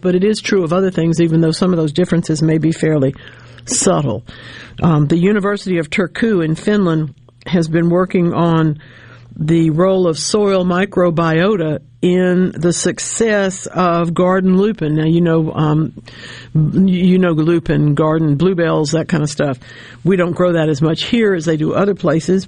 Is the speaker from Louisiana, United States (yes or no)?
yes; Louisiana, United States; now in Mississippi, United States; my home state of Louisiana